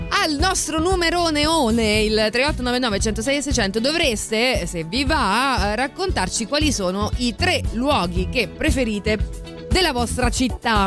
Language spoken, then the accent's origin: Italian; Rome, Lazio, Italy; io, che sono di Roma